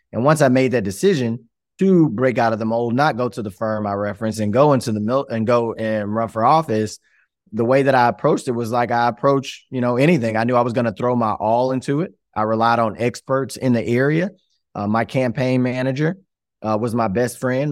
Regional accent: Shreveport, Louisiana, United States; I am from Shreveport, Louisiana, where I proudly am sitting today. Was born and raised right here

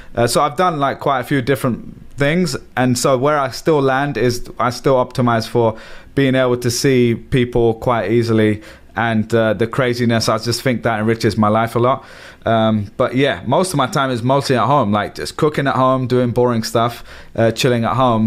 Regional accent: London, United Kingdom; moved away as an adult; now in New York, United States; I grew up in London, massive city.

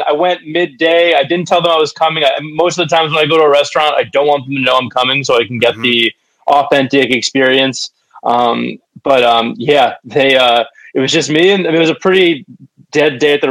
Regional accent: Montclair, New Jersey, United States; I grew up in Montclair, like probably half a mile from there

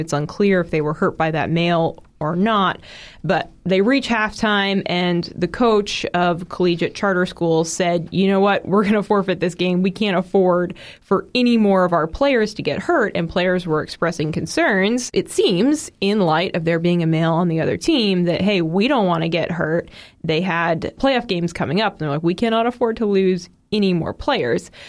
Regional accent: Massachusetts, United States; moved away; also born or lived in Georgia; my home state of Massachusetts

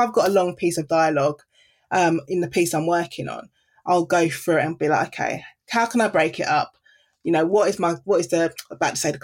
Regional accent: London, United Kingdom; I grew up in Deptford in the Greenwich area

